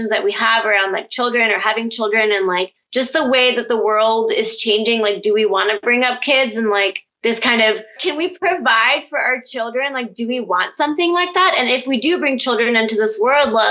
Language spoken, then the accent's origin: English; Pakistan; And so I think this is where definitely me being a Pakistani Muslim woman comes into play. It's something that I've grown up around.